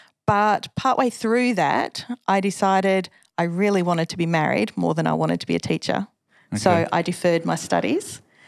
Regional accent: Subiaco, Western Australia, Australia; born there; I am West Australian. Hey. I was born in Subiaco.

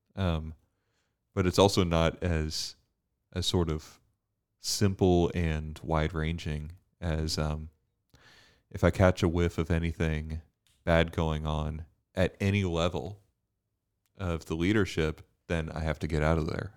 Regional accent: United States; as an American

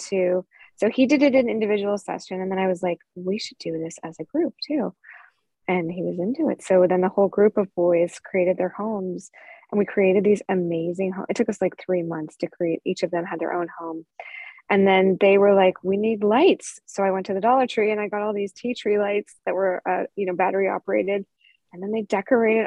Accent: California, United States; I'm from California where we have redwood trees

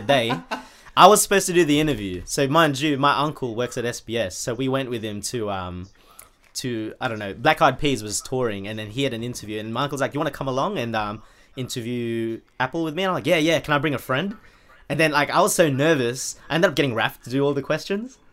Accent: Sydney, New South Wales, Australia; now in United Kingdom; I currently reside in, uh, U K, United Kingdom. Um, I was born in Sydney, Australia

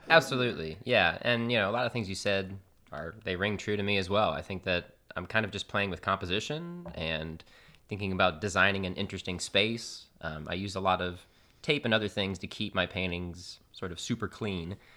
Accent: Austin, Texas, United States; moved away as an adult; also born or lived in San Marcos, Texas / Houston, Texas; now in Chicago, United States; I grew up in Austin, Texas.

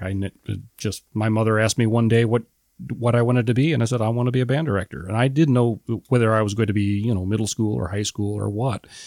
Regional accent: Metamora, Illinois, United States; I'm a small town boy, uh, born and raised in Metamora, Illinois.

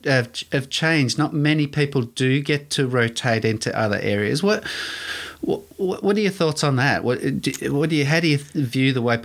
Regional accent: Melbourne, Victoria, Australia; I'm an Epping boy, pinger.

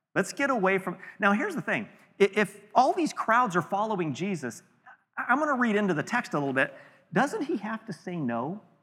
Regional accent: California, United States; we're all from California

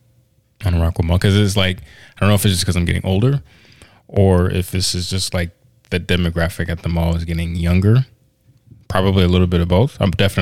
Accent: Woodbridge, Virginia, United States; moved away; where I'm from, Woodbridge, Virginia

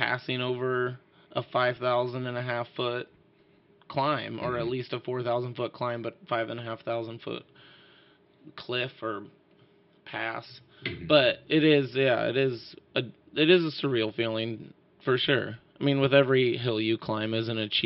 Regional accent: Sandpoint, Idaho, United States; moved away as an adult; my hometown of Sandpoint, Idaho

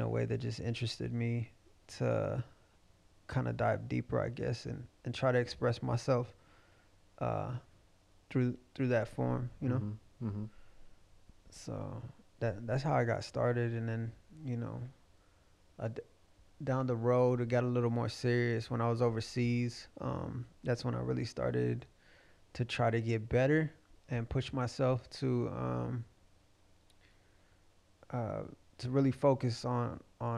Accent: Fort Worth, Texas, United States; also born or lived in Akron / Cleveland / Columbus; I grew up in Diamond Hill, what most people would consider North Side, maybe, but Fort Worth

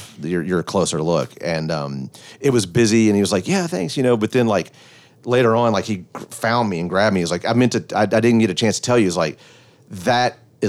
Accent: Memphis, Tennessee, United States; born or raised there

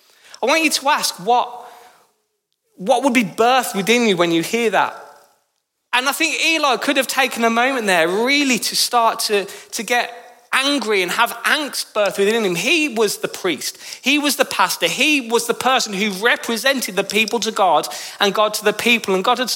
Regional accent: Birmingham, West Midlands, United Kingdom; accent: Brummy; now in Northampton, United Kingdom; I moved to Northampton in 2013, I did so with a heavily Brummy accent. You might not realise, but my beautiful accent is from Birmingham.

